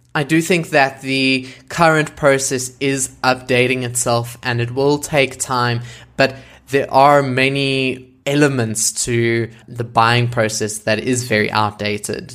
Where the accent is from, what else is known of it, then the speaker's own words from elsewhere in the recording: South Africa; I am a South African content creator